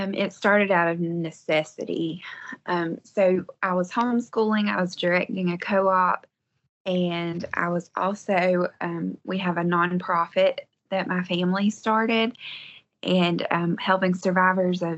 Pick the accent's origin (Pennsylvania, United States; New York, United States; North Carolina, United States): North Carolina, United States; Western; I am from Western North Carolina, and we live on a 3-acre homestead